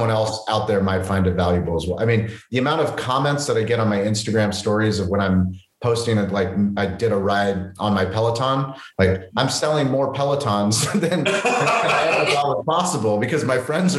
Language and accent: English; San Diego, California, United States; I'm from San Diego